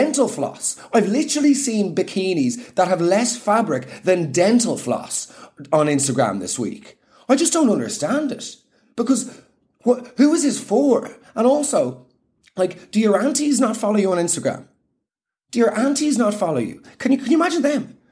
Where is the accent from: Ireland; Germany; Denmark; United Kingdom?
Ireland; as Irish people